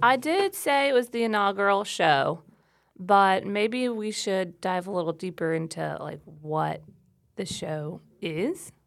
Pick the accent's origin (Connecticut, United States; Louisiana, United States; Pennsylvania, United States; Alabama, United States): Louisiana, United States; South; moved away as an adult; also born or lived in New Orleans, Louisiana; now in Troy, United States; I'm not from here. I'm from South Louisiana, and I lived in New Orleans for ten years before I moved to Troy